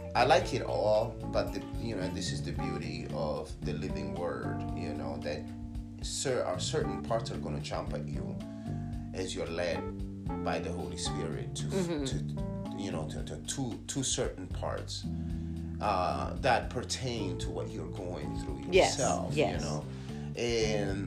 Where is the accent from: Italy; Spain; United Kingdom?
Italy; now in United States; I grew up in Italy, so it was a different experience. It was the Catholic Church. Then I moved to the United States